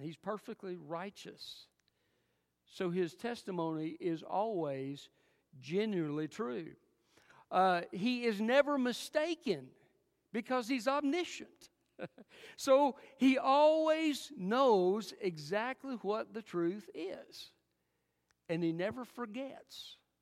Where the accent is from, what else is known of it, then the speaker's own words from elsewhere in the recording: Alcoa, Tennessee, United States; also born or lived in Jefferson City, Tennessee; I was raised most of my growing up years in Alcoa, Tennessee.